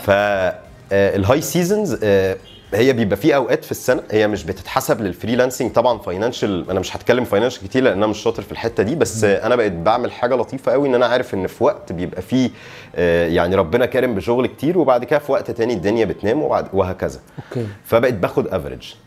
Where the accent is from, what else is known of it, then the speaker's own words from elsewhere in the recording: Alexandria, Alexandria Governorate, Egypt; انا اسكندراني والمين ماركت بتاعي او شغلي هو القاهره